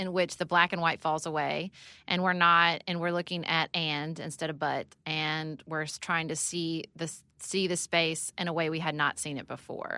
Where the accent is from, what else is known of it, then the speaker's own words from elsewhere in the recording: Paducah, Kentucky, United States; moved away as an adult; also born or lived in Washington, D.C.; I moved back to Paducah, Kentucky, my hometown